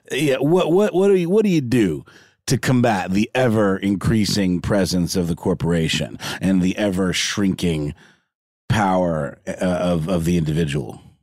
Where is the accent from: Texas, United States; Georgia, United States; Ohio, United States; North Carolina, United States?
Georgia, United States; Augusta; moved away; my hometown of Augusta